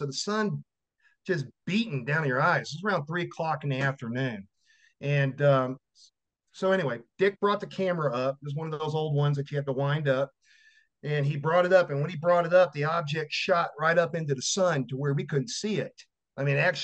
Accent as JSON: {"language": "English", "town": "Victoria", "region": "Texas", "country": "United States", "tie": "born or raised there", "said": "my hometown was, during the time, was Victoria, Texas"}